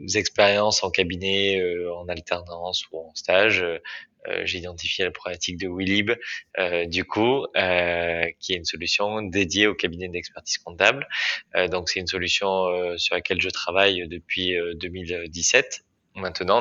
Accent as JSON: {"language": "French", "town": "Bergerac", "region": "Nouvelle-Aquitaine", "country": "France", "said": "je suis originaire de Bergerac en Dordogne"}